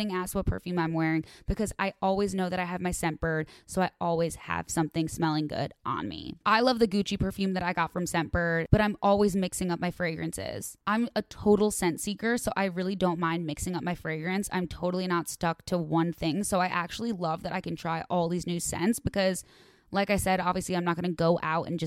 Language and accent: English; Chicago, Illinois, United States; now in Los Angeles, United States; I'm from Chicago